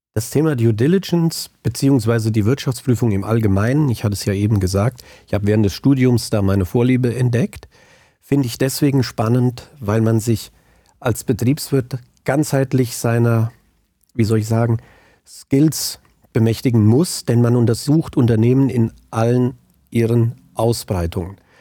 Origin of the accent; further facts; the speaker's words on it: Angelburg, Hesse, Germany; also born or lived in Frankfurt; now in Biedenkopf, Germany; bin waschechter Hinterländer, aufgewachsen in Angelburg, jetzt aber schon lange in Biedenkopf